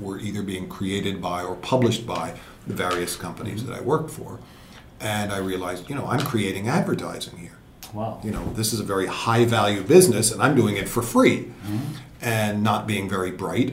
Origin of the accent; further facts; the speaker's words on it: Connecticut, United States; moved away as an adult; also born or lived in New York City, United States; now in Tokyo, Japan; I'm from the East Coast, from Connecticut